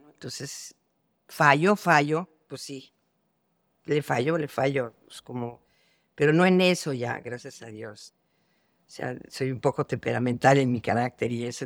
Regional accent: Mexico; yo que soy de México

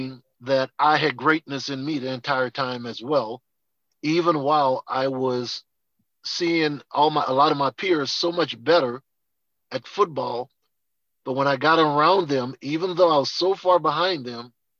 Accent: New Orleans, Louisiana, United States; growing up in New Orleans, never had to look outside my house for a role model

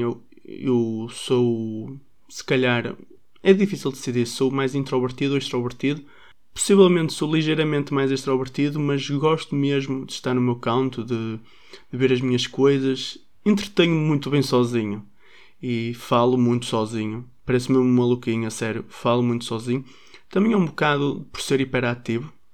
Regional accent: Braga, Norte, Portugal; sou de Braga e sou filho único.

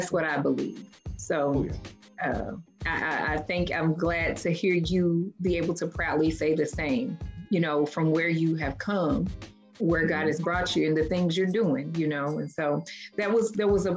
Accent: Louisville, Kentucky, United States; moved away; I'm from Louisville, and very much obviously familiar with the West End.

